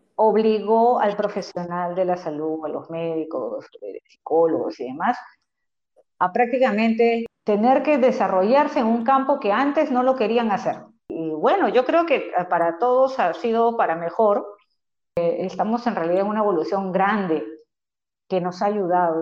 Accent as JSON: {"language": "Spanish", "country": "Peru", "said": "nosotros como personas, como, como, peruanos"}